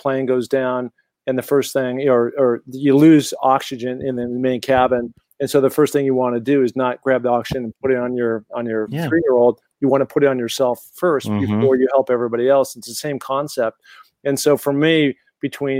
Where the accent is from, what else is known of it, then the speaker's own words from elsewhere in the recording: Seattle, Washington, United States; also born or lived in Los Angeles, California; now in Sun Valley, United States; Growing up in Seattle, Washington, very mountainous community